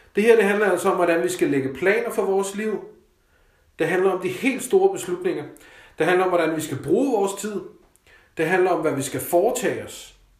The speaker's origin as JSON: {"language": "Danish", "country": "Denmark", "also_born_or_lived": "Copenhagen", "said": "Selvfølgelig så er jeg og var privilegeret som dansker"}